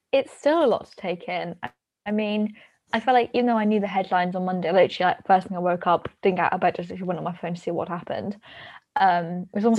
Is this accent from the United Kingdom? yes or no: yes; United Kingdom; we as the British taxpayers